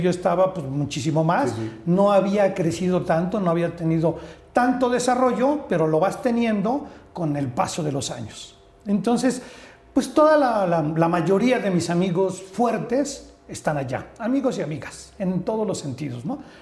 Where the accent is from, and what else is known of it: Orizaba, Veracruz, Mexico; born or raised there; now in Mexico City, Mexico